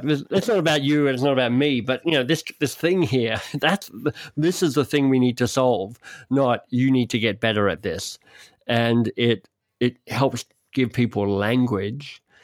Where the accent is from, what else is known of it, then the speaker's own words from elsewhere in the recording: Canberra, Australian Capital Territory, Australia; I grew up in Canberra, Australia's national capital